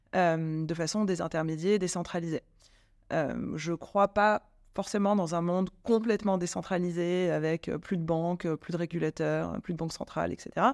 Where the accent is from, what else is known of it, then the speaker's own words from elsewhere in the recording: France; also born or lived in London; Je suis française